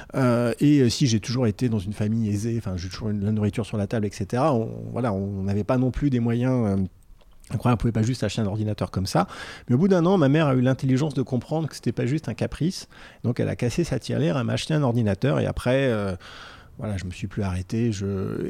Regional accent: Vierzon, Centre-Val de Loire, France; also born or lived in Paris / Neuilly-sur-Seine; Vierzon, c'est euh, la ville de mon enfance

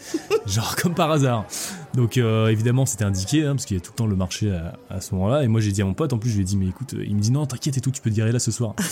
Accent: Quimperlé, Brittany, France; also born or lived in Lorient; Je suis né à Quimperlé

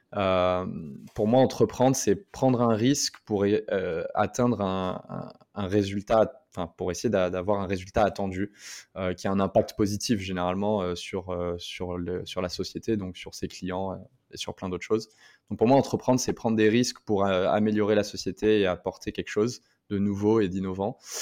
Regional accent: France; moved away as an adult; also born or lived in Montreal, Canada; je suis français à la base

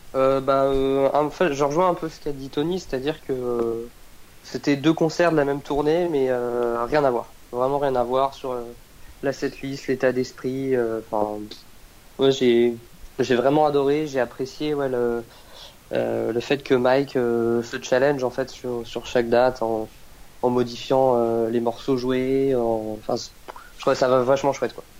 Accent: Nantes, Pays de la Loire, France; originaire de là-bas et les choses ont fait que je suis toujours resté, euh, resté sur Nantes

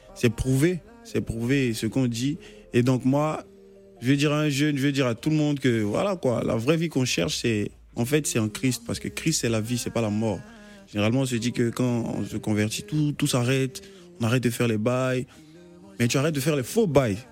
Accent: Côte d’Ivoire; étant un enfant du pays

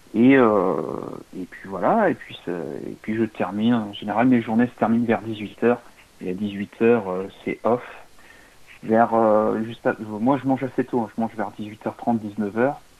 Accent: Limoges, Nouvelle-Aquitaine, France; moi, je viens de Limoges

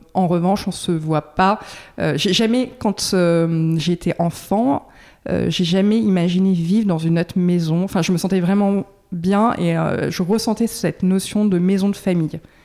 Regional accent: Dordogne, Nouvelle-Aquitaine, France; now in Bordeaux, France; je suis originaire de, de Dordogne

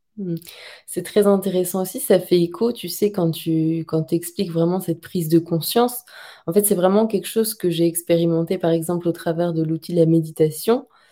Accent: France; en tant que bon français

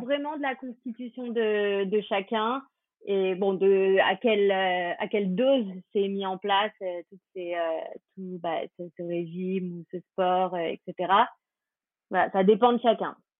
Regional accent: France; on est français

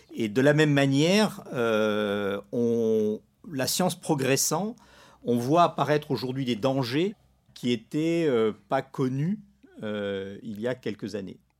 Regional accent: Morocco; moved away; je suis pas né dans la région, euh, je suis né au Maroc

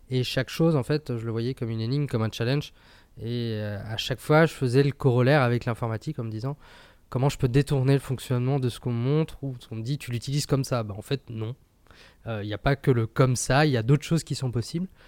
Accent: Île-de-France, France; also born or lived in Italy; J'ai fait une partie de mon enfance dans le Val d'Oise, donc dans le 95. Je suis parti trois ans en Italie.

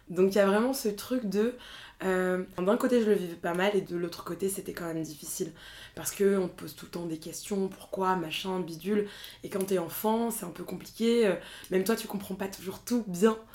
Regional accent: northern France, France; also born or lived in Rwanda; T'as grandi où Dans le nord de la France.

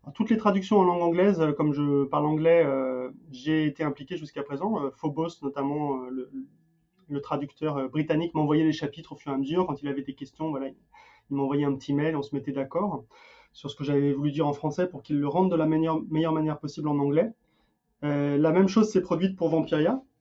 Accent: France; also born or lived in Denmark; now in United States

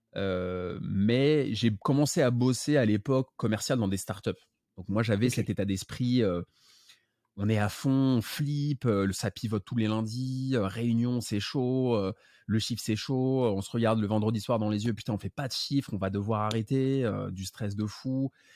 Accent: Paris, Île-de-France, France; je suis né à Paris, j'habite à Paris

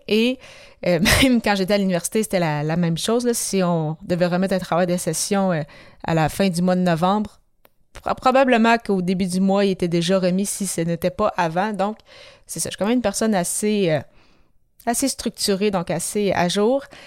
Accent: Quebec City, Quebec, Canada; je suis de, de Québec

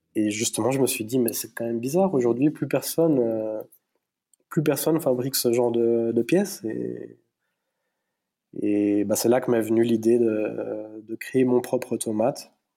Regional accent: between La Chaux-de-Fonds and Neuchâtel, Neuchâtel Mountains, Switzerland; je suis d'origine hispanique par mes parents, mais bah, moi je suis né en Suisse, dans les montagnes neuchâteloises, donc euh, entre La Chaux-de-Fonds et Neuchâtel

